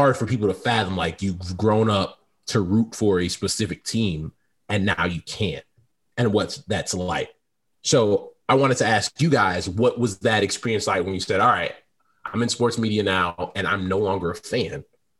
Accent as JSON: {"language": "English", "area": "Chicagoland area", "region": "Illinois", "country": "United States", "tie": "born or raised there", "said": "we grew up in the Chicagoland area"}